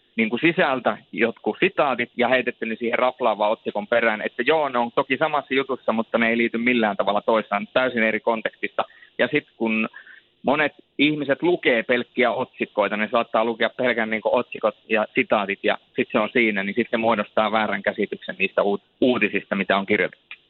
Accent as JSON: {"language": "Finnish", "town": "Rovaniemi", "region": "Lapland", "country": "Finland", "tie": "born or raised there", "also_born_or_lived": "Turku", "said": "mä oon varttunut Rovaniemellä"}